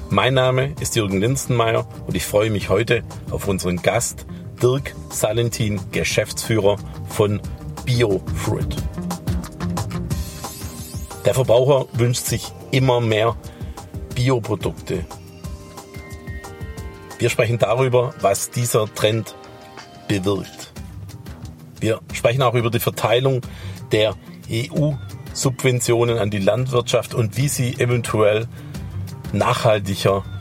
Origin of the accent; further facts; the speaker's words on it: Baden-Württemberg, Germany